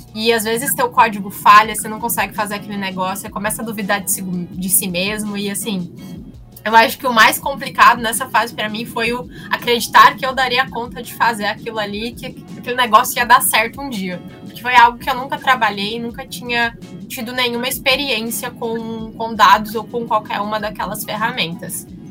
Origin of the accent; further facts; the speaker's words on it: Santa Catarina, Brazil; eu sou de Santa Catarina